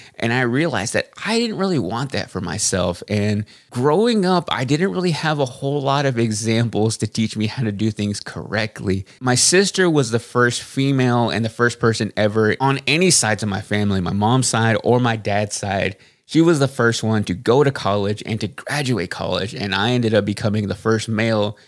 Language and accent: English; Waxahachie, Texas, United States; also born or lived in Austin, Texas; I knew I wanted to get out of Waxahachie, Texas, my hometown